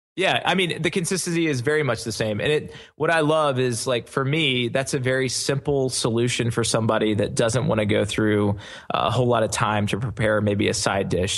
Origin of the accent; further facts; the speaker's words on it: the South, United States; me being born and raised in the South